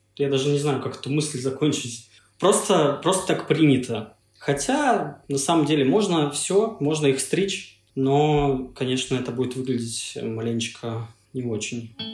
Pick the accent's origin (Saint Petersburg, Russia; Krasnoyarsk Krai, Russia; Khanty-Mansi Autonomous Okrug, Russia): Krasnoyarsk Krai, Russia; Achinsk; moved away; приехал в родной город э, в Сибири, Ачинск